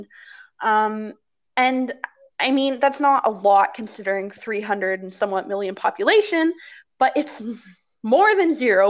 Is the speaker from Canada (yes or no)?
yes; Canada; we are Canadian